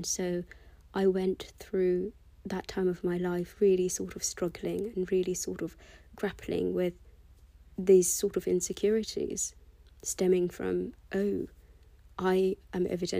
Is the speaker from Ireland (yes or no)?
no; United Kingdom; accent: British; I worked so hard to lose my British accent, and I did actually sort of accomplish that. It's only that recently, since I've moved back to London, that I've sort of allowed myself to go back to my British accent.